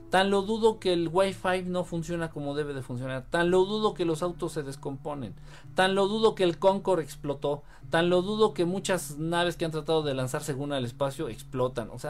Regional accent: Mexico; Yo soy de México, pero me gusta viajar a las montañas.

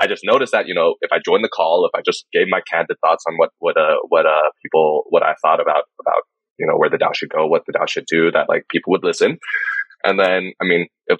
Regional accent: Taiwan; I'm from Taiwan

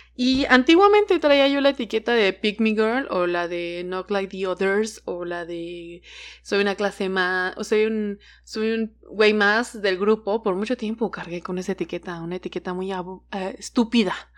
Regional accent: Hidalgo, Mexico; also born or lived in Veracruz; now in Mexico City, Mexico; mi familia es de Veracruz, pero yo crecí en Hidalgo y ahora vivo en la Ciudad de México

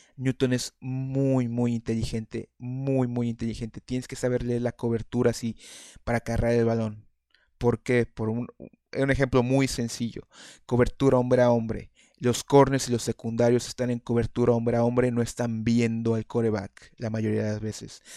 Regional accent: Mexico; Yo, yo soy, somos mexicanos

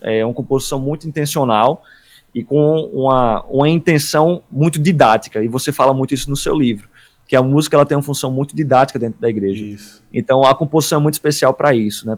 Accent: Paraíba, Brazil; accent: Paraíba accent; o sotaque da gente da Paraíba aqui

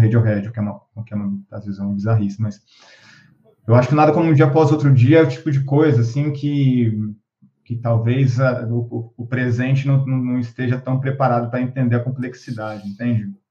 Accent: São Vicente, São Paulo, Brazil; Eu sou de São Vicente, né, litoral de São Paulo é, sou ali da região do Jockey

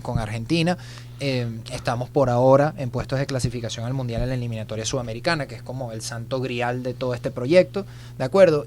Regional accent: Venezuela; a mí me gusta estar en mi país

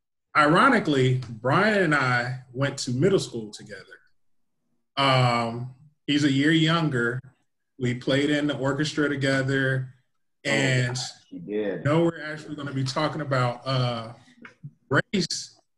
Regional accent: St. Petersburg, Florida, United States; started talking about growing up in St. Pete. And I was like, no, that can't be Shea Whitey. So I actually went home and went to my grandparents' house. And they had the old middle school yearbook.

